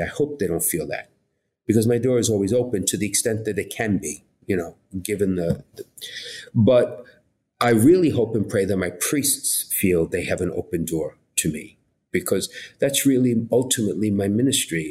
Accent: New York City, New York, United States; accent: New York; also born or lived in Bridgeport, Connecticut; even if you don't know me from my accent, you realize that I'm a New Yorker. I was born and raised in Brooklyn

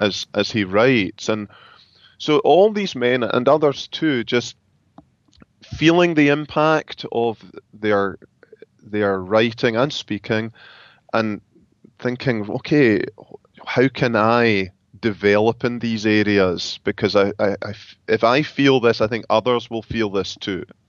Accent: Scotland, United Kingdom; moved away as an adult; now in Grand Rapids, United States; I am from Scotland

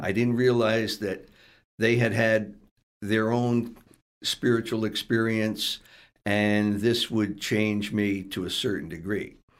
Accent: Stamford, Connecticut, United States; I grew up in the ghetto section of Stamford

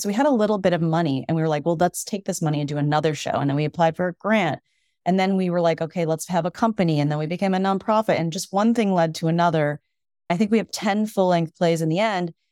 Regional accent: Evanston, Illinois, United States; now in Brooklyn, United States; I grew up outside of Chicago in Evanston, Illinois

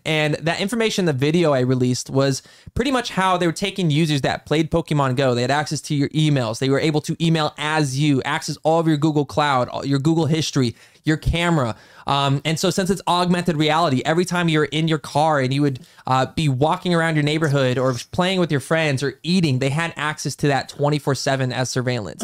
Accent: United States; as the American population

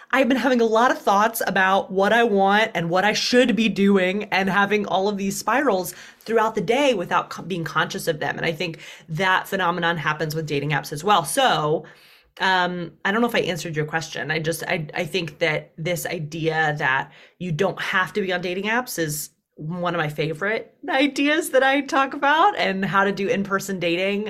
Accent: Deep South, United States; accent: twang; moved away as an adult; now in New York, United States; I was raised as an unapologetic feminist in the Deep South

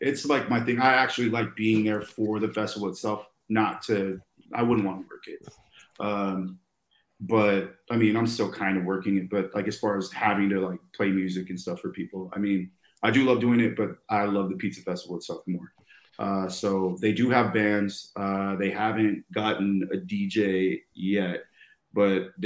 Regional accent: Tucson, Arizona, United States; now in Scottsdale, United States; I'm originally born and raised in Tucson

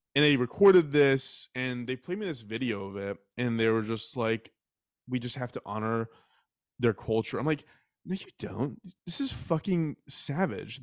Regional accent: Texas, United States; I was raised in Texas

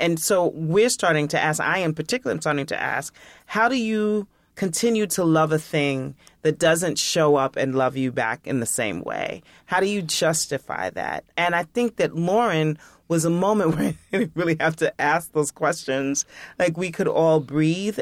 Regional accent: New York, United States; as a New Yorker, as, like, a hip-hop head

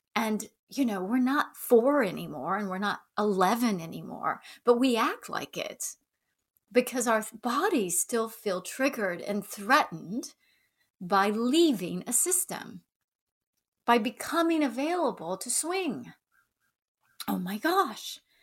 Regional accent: the South, United States; accent: Southern; moved away; I grew up in the South, so if I start to slide into a Southern accent

